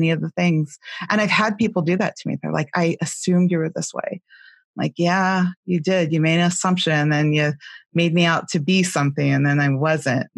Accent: California, United States; growing up in California

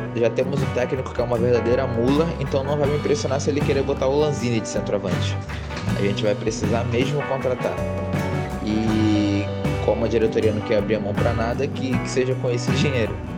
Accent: Rio de Janeiro, Brazil; sou aqui do Rio de Janeiro

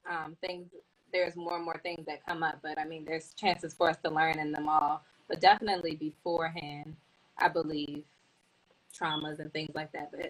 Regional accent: Washington, District of Columbia, United States; now in North Carolina, United States; I am from Washington, D.C.

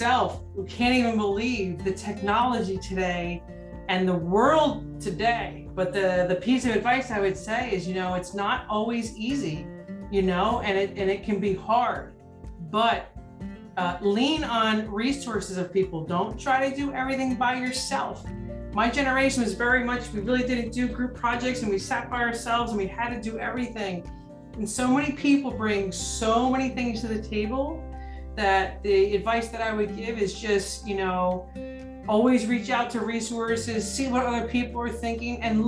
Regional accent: New Jersey, United States; we're from New Jersey

